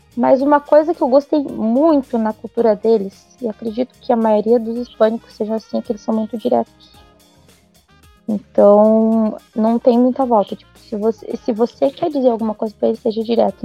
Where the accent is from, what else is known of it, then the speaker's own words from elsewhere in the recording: South Region, Brazil; eu sou do Brasil, mas é que eu moro mais ao sul